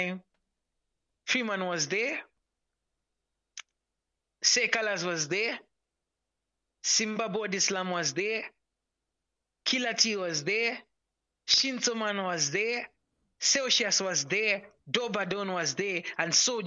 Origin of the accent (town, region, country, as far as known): Zimbabwe